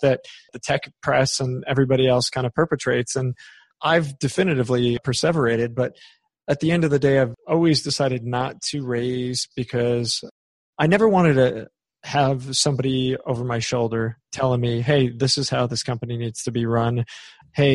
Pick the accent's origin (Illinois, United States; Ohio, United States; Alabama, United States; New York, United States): New York, United States; I'm from New York